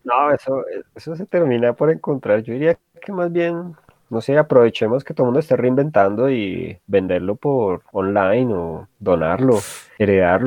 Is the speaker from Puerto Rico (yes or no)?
no; Colombia; yo me imagino que de la mayoría de colombianos